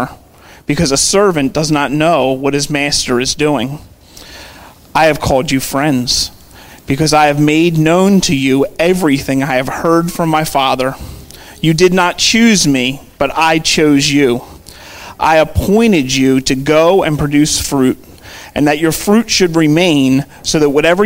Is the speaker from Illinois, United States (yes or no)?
no; Philadelphia, Pennsylvania, United States; I grew up in Overbrook, so we go to Lankenol Medical Center right there on Lancaster Avenue